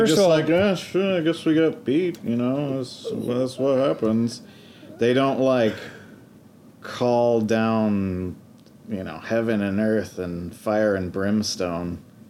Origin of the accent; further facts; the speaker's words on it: a small town in western New York, United States; now in Seattle, United States; I'm from a small town in western New York.